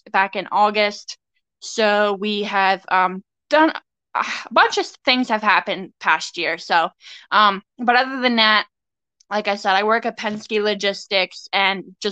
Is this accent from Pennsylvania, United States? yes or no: yes; Shippensburg, Pennsylvania, United States; I am from Shippensburg, Pennsylvania, born and raised.